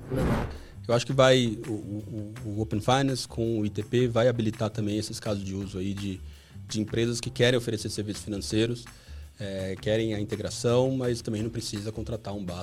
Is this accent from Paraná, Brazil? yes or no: no; Campinas, São Paulo, Brazil; also born or lived in São Carlos; eu sou de Campinas.